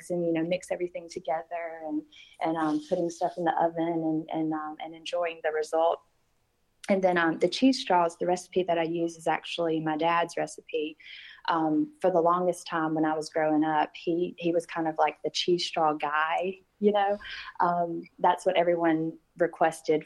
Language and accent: English; Sandersville, Georgia, United States; I grew up in Sandersville my whole life